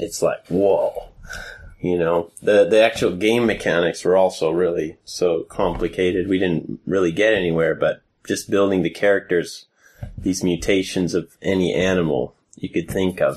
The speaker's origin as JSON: {"language": "English", "town": "Seattle", "region": "Washington", "country": "United States", "tie": "born or raised there", "moved": "yes", "lives_now": "Sweden", "said": "growing up in Seattle, my older brothers played uh, Dungeons and Dragons"}